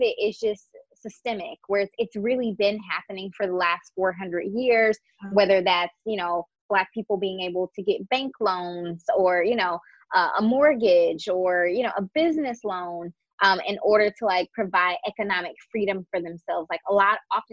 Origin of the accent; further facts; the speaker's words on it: United States; for the average Black person, we are just American.